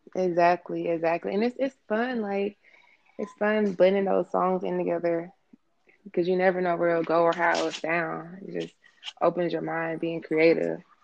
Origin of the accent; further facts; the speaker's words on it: Atlanta, Georgia, United States; also born or lived in Los Angeles, California / Marietta, Georgia / Decatur, Georgia; Came to Atlanta through my mom and dad as a child. So I was raised here. So really from Georgia